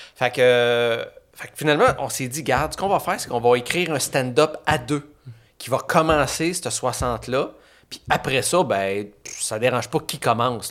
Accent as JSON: {"language": "French", "town": "Saint-Eustache", "region": "Quebec", "country": "Canada", "tie": "born or raised there", "also_born_or_lived": "Chibougamau, Quebec"}